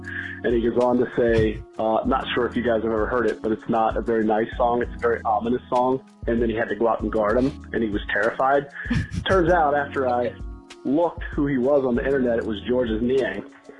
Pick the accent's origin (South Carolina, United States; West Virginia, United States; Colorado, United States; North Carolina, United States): West Virginia, United States; now in Minneapolis, United States; I'm out here in Minneapolis, but grew up, born and raised in West Virginia